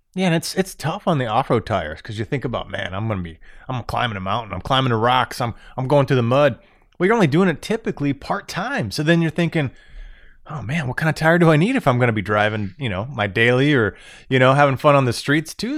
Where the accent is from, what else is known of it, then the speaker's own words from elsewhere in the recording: Florida, United States; moved away as an adult; now in Michigan, United States; Born and raised in Florida my whole life, I moved up to Michigan.